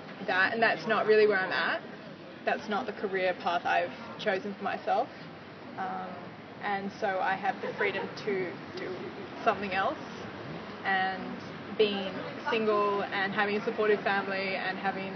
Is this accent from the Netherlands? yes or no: no; Australia; moved away as an adult; now in London, United Kingdom; I'm from Australia. I moved to London about 8.5 months ago